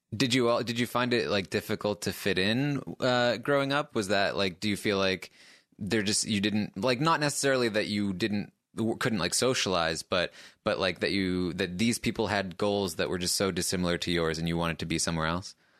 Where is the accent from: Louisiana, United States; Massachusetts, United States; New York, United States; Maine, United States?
Maine, United States; I, I grew up in, in a small town in Maine